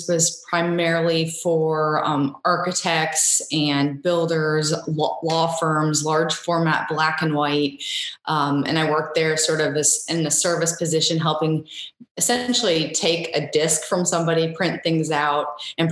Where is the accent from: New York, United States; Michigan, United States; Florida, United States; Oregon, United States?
Florida, United States; Sarasota; now in Savannah, United States; I was born and raised in Sarasota, Florida